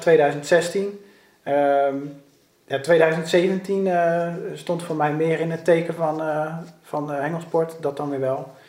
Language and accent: Dutch; Rotterdam, South Holland, Netherlands; ik ben opgegroeid op de Kralingse Plas op een boot